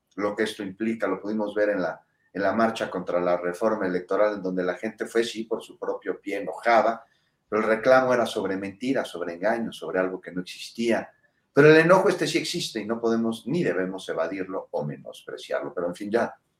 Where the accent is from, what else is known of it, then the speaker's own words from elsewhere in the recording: Mexico; somos mexicanos